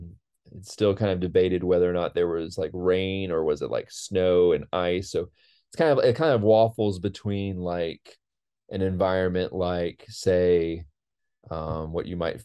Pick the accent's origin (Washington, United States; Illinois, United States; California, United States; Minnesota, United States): California, United States; Modesto; moved away as an adult; now in Tennessee, United States; I'm originally from Modesto, California, and came out to Tennessee to do a PhD on Mars geology. And I'm still working at the University of Tennessee.